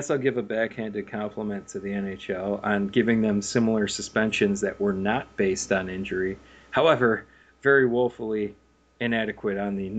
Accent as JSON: {"language": "English", "town": "Rochester", "region": "New York", "country": "United States", "tie": "born or raised there", "said": "And Ryan Callahan, the other Rochester guy"}